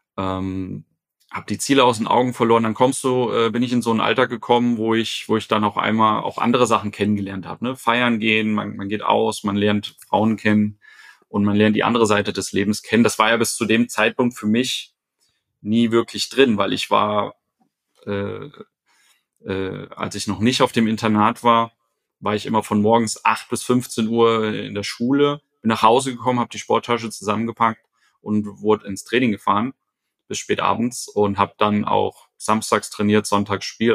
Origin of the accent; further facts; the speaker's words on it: Fulda, Hesse, Germany; also born or lived in Lisbon; now in Frankfurt, Germany; komme ursprünglich aus Fulda, bin also gebürtiger Hesse